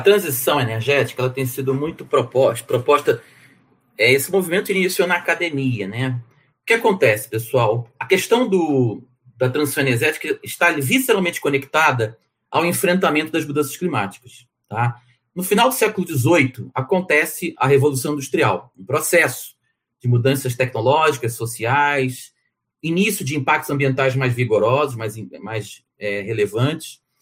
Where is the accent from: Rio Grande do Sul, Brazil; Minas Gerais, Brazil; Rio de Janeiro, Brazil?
Rio de Janeiro, Brazil; also born or lived in São Paulo; E sou brasileiro, né? Nasci no Rio de Janeiro